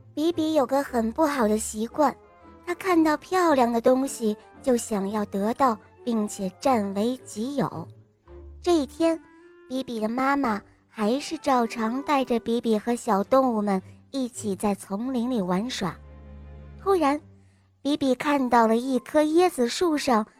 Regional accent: Dalian, Liaoning, China; 今年我四岁了，我来自大连

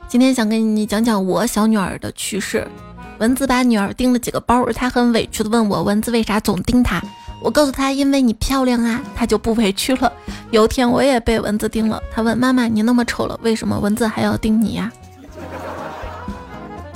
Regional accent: northern China, China; moved away as an adult; also born or lived in Chengdu; 我作为从小在北方长大的人

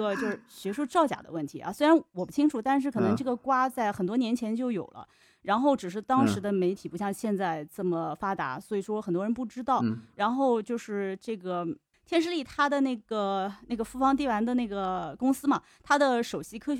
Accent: China; 我们不是说我们中国人不聪明，

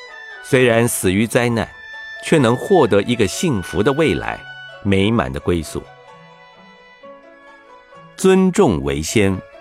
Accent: Jiangsu, China; 我是江苏人，扬子江的水，也滋养我成为现在佛教的僧侣。

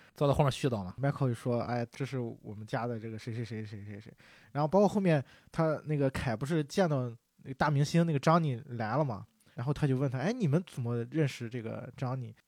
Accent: China; 我们中国人也是讲究人情嘛

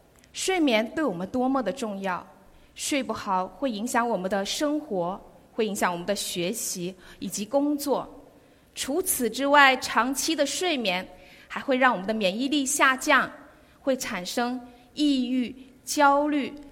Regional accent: Guangdong, China; 那我们广东人究竟怎么样呢？在各项指标的地域排行榜中啊，我们广东人很养生。

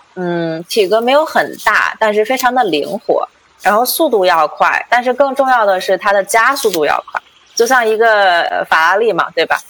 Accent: western China, China; moved away as an adult; now in California, United States; 从小是在这个，呃，中国的西部啊，像某区啊、藏区这些地方，这个长大

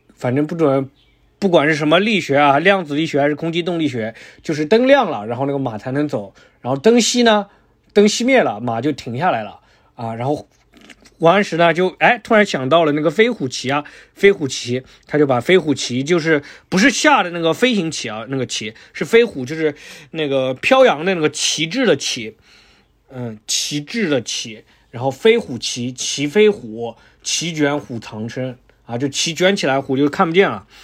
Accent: hometown shared with Shen Congwen, Miao, Hunan, China; 我最喜欢的人，是我老家的，嗯，是我那个，是我同族的，苗族的最大的文坛那个，就是沈从文

